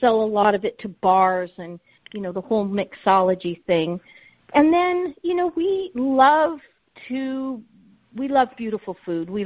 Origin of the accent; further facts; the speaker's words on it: Southern California, United States; now in State College, United States; I grew up in Southern California